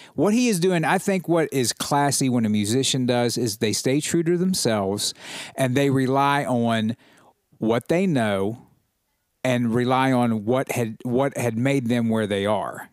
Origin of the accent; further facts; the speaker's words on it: United States; as an American, as a proud American